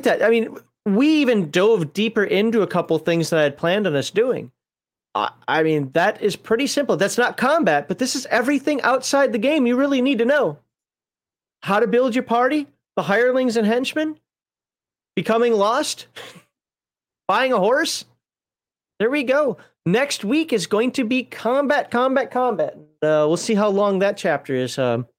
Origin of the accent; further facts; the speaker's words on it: Minnesota, United States; I definitely know growing up in Minnesota, snow blindness is a thing.